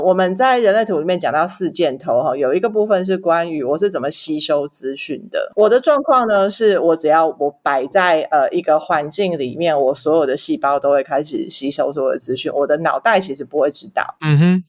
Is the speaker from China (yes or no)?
no; Taipei, Taiwan; 不巧我是台北人啊，可是我是台北人，天龙国里面的地虎啊